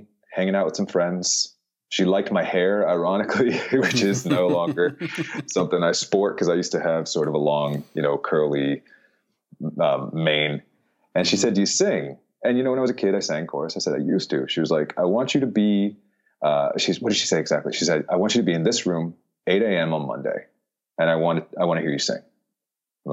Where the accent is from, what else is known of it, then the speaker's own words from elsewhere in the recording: Florida, United States; also born or lived in Philadelphia, Pennsylvania; So part of the time in Philadelphia, but the main part was in Florida.